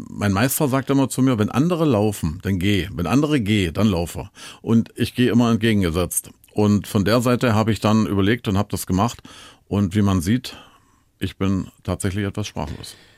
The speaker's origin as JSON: {"language": "German", "region": "East Germany", "country": "Germany", "tie": "born or raised there", "said": "Aufgewachsen bin ich in der DDR"}